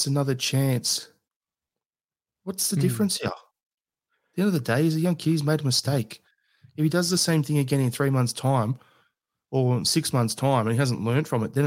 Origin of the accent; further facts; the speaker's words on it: Australia; as an Australian